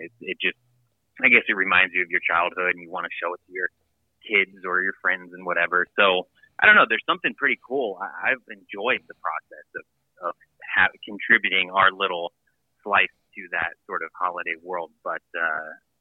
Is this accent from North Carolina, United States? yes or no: no; Ohio, United States; moved away; I'm from Ohio. And from, you know, out in the country there